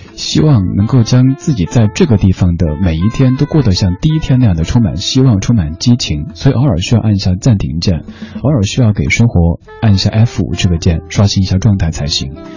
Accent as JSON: {"language": "Chinese", "town": "Chengdu", "region": "Sichuan", "country": "China", "tie": "born or raised there", "said": "我的家乡成都"}